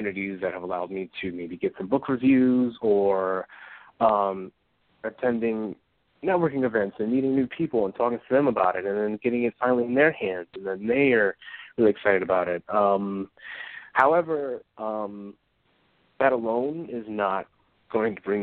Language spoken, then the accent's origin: English; Philadelphia, Pennsylvania, United States; I grew up in West Philly